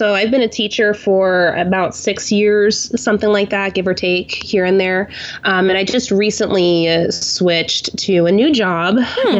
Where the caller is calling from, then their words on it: Tulsa, Oklahoma, United States; I am calling from Tulsa, Oklahoma.